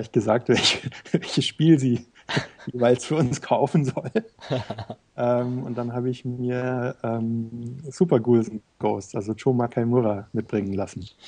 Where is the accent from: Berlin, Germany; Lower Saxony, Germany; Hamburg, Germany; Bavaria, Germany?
Bavaria, Germany; Munich; also ich bin auf, in München aufgewachsen und da gab es eben einige Videospielläden